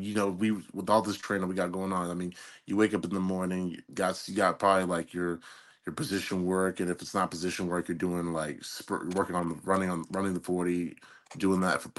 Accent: Columbus, Ohio, United States; moved away as an adult; also born or lived in Kentucky; I was born and raised in Columbus, Ohio

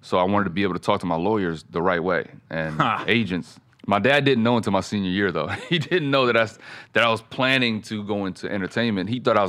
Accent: Fayetteville, North Carolina, United States; also born or lived in Germany; I grew up in Germany through the military. North Carolina and Germany. So Fort Bragg, Fayetteville. That's where my dad was stationed.

